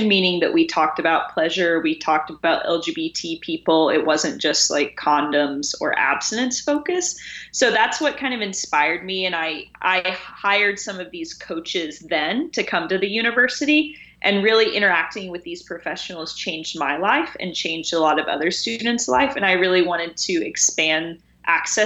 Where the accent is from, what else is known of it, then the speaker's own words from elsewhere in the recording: Tennessee, United States; I grew up in Tennessee